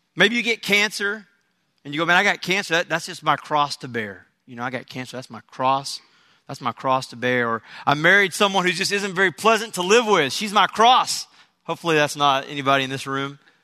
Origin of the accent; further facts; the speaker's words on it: Texas, United States; I'm from Texas, so my, my, um, you know, I've lived in Texas all my life